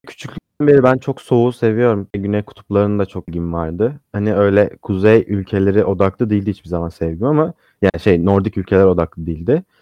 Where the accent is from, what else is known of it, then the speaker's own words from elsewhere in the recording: Samsun, Turkey; moved away; Ben Samsunluyum.